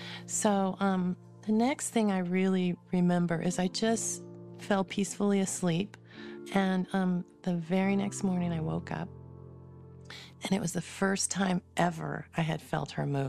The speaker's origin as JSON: {"language": "English", "region": "California", "country": "United States", "tie": "born there", "also_born_or_lived": "Arizona", "lives_now": "West Jordan, United States", "said": "I was born in California, spent a lot of my life in Arizona and California, kind of going back and forth. I'm now in West Jordan, Utah"}